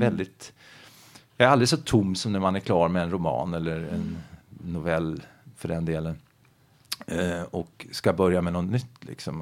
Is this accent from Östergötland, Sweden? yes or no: yes; Finspång, Östergötland, Sweden; jag växte upp i Finspång, en bruksort i Östergötland.